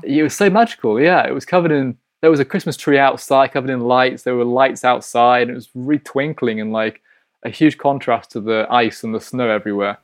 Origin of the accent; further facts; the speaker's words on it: Hull, Yorkshire and the Humber, United Kingdom; now in St. Petersburg, Russia; I'm from Hull, which is in East Yorkshire.